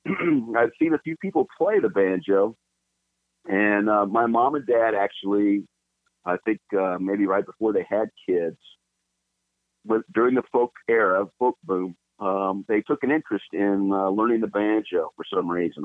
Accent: Los Angeles, California, United States; I was born in Los Angeles uh, proper, Los Angeles, California, really? and uh, both my parents were born there as well. And um, so I'm a native Californian

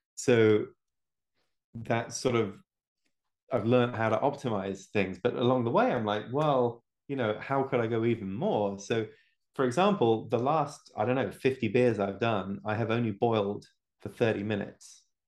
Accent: England, United Kingdom; now in United States; I live in America now, but I'm originally from England.

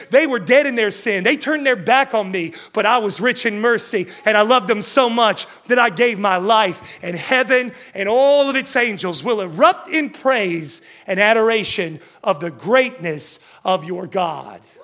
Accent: West Virginia, United States; I'm from West Virginia

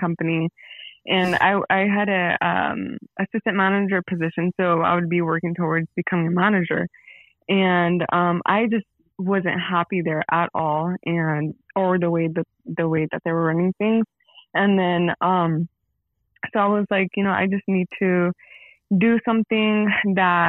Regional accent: San Jose, California, United States; I'm from San Jose, California, born and raised

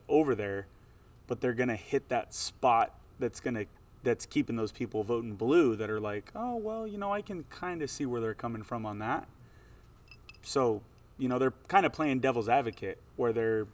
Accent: California, United States; I grew up in California

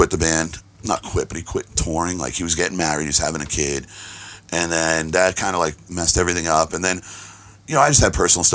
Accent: Boston, Massachusetts, United States; growing up in Boston

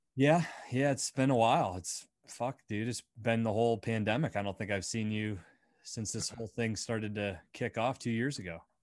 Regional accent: Bradford, Pennsylvania, United States; growing up in Bradford, P

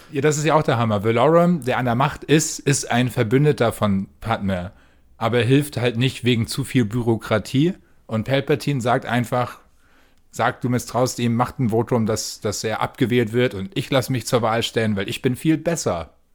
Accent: Preetz, Schleswig-Holstein, Germany; Mein Kino in Preetz, wo ich herkomme

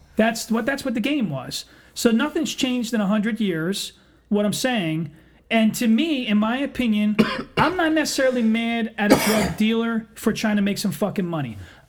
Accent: Eddystone, Pennsylvania, United States; I grew up in Eddystone.

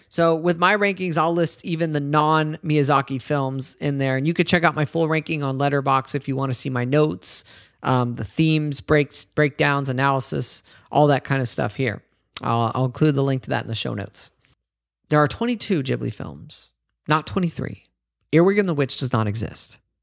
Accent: United States; as an American

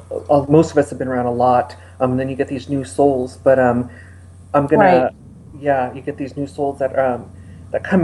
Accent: Los Angeles, California, United States; I'm from Los Angeles.

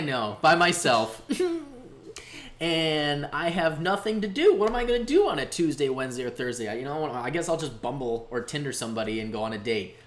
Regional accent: Bolingbrook, Illinois, United States; now in Chicago, United States; I grew up in Bolingbrook, and right by where the IKEA is

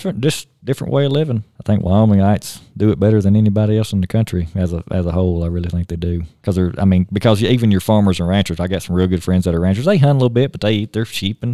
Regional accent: the South, United States; I'm from the South. You know, we eat anything.

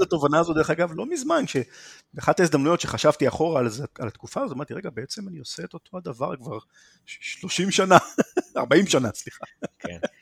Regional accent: Haifa, Haifa District, Israel; also born or lived in Krayot; בחיפה, עד גיל 15 פחות או יותר, ומשם עברתי לקריות בתור טינג'ר.

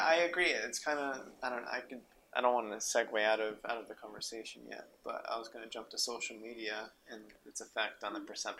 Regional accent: Reno, Nevada, United States; also born or lived in New Mexico; So we moved from there to Nevada to Reno when I was in second grade.

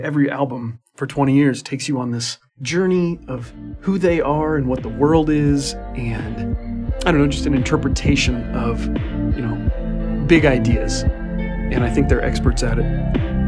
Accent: Midwest, United States; I'm Midwestern

